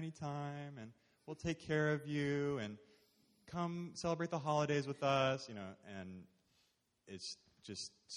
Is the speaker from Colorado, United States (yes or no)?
no; San Diego, California, United States; also born or lived in Irvine; And so I lived in Irvine for a few years, and I'm from San Diego